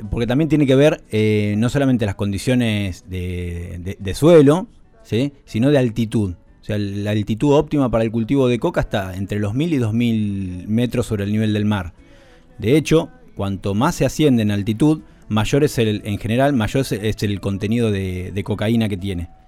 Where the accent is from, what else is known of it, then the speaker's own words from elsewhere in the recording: Argentina; yo soy oriundo de Uribe